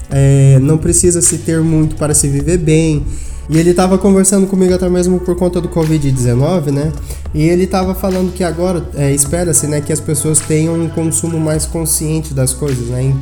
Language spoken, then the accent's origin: Portuguese; Brasília, Federal District, Brazil; sou de Brasília e sou modelo e manequim.